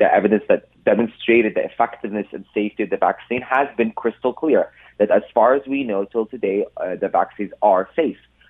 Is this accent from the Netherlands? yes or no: no; Canada; also born or lived in Ontario; us Canadians